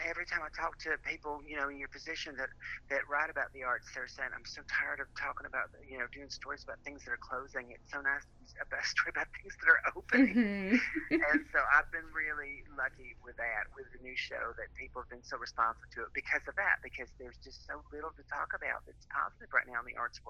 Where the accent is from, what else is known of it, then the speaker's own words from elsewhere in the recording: the South, United States; and you know I'm from the South, so I probably have more than I should.